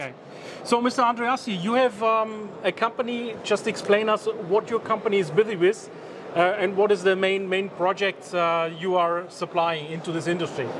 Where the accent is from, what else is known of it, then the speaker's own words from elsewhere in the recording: Germany; I'm coming from Germany